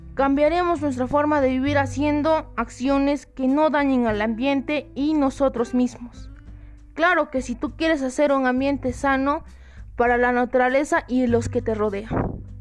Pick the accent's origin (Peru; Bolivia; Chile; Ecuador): Peru; el Perú y mi región